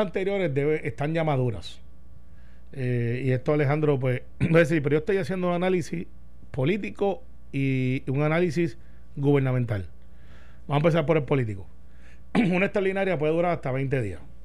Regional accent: Puerto Rico

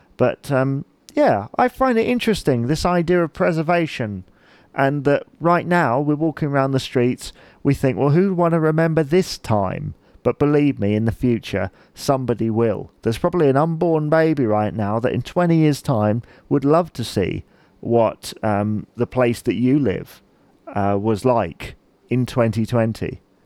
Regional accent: Chichester, South East England, United Kingdom; I'm from Chichester

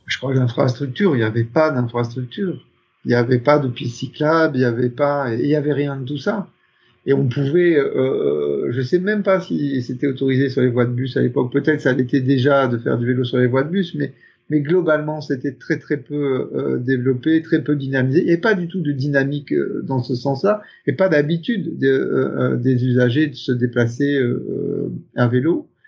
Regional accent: Picardy, Hauts-de-France, France; also born or lived in Paris, France; now in Brussels, Belgium; Je suis originaire de Picardie, en France

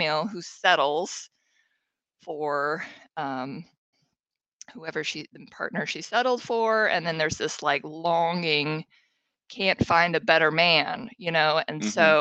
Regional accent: Seattle, Washington, United States; growing up in Seattle

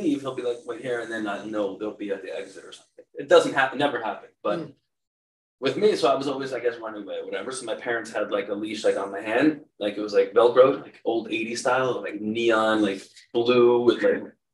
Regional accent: Cedarhurst, New York, United States; moved away; growing up in Cedarhurst

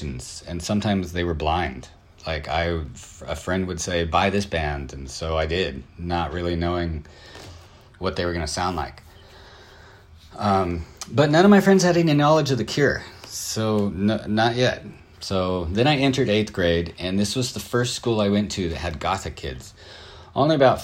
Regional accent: Southern California, United States; I'm from Southern California

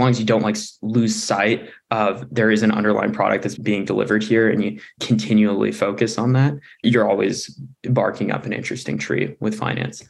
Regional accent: Oregon, United States; moved away as an adult; also born or lived in Berkeley, California; I was born and raised in Oregon

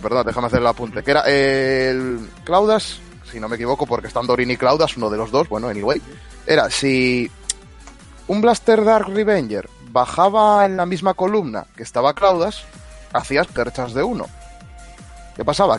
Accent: Spain; los españoles somos como somos

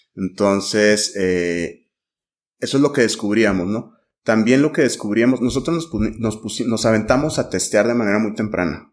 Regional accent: Mexico; como mexicanos

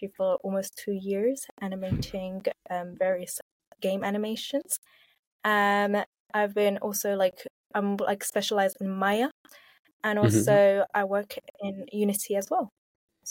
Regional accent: London, United Kingdom; I was born and raised in Southeast London.

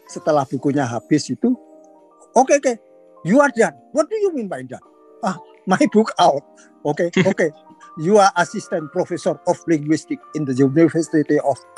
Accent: Indonesia; born there; saya lahir di Indonesia saya sekolah dari SMP, SD.

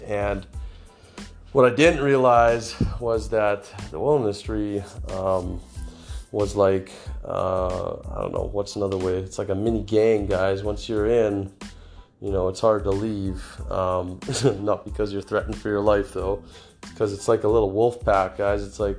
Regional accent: Kelowna, British Columbia, Canada; So I grew up here in Kelowna, BC, Canada.

